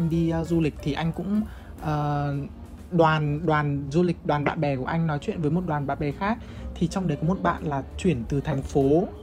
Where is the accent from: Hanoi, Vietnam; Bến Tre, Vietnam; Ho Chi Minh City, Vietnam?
Hanoi, Vietnam; tại vì mình sinh ra lớn lên ở Hà Nội và các biết là Hà Nội là kiểu nơi mà có những cái đồ ăn rất là ngon